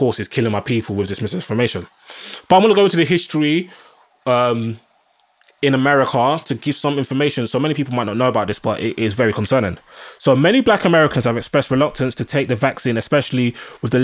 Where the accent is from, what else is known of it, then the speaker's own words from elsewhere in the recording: Nigeria; now in United Kingdom; I'm a black man, I'm Nigerian